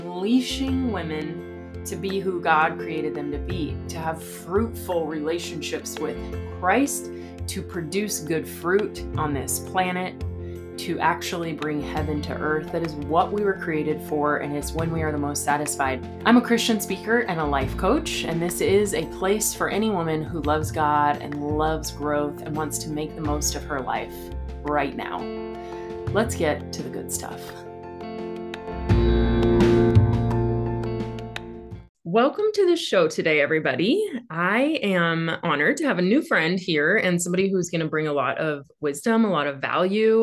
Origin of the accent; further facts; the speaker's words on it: Central Valley, California, United States; moved away as an adult; also born or lived in Fremont, California; I was born in Fremont and lived like inland, you know, the Central Valley for my whole life until about 4 years ago.